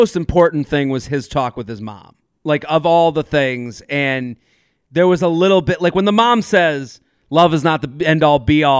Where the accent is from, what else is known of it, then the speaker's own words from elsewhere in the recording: North Carolina, United States; so we're both from North Carolina, you know, like, as opposed to like, oh, the street I grew up on is a lot like Matt's that he grew up on.